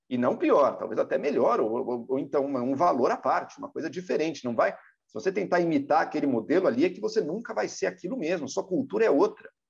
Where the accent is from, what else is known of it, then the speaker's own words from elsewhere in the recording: São Paulo, Brazil; Nós, como paulistanos